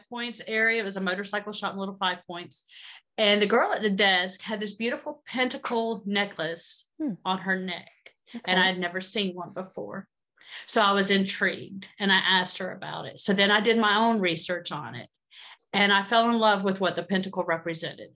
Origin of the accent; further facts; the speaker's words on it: Georgia, United States; I grew up in Georgia.